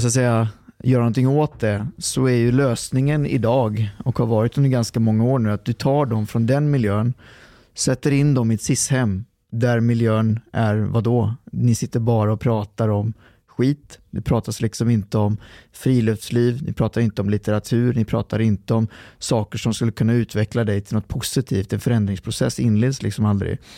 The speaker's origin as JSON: {"language": "Swedish", "town": "Lidköping", "region": "Västra Götaland", "country": "Sweden", "tie": "born or raised there", "also_born_or_lived": "Trollhättan / Lextorp", "said": "så när vi var fyra så flyttade de till eh, Lidköping"}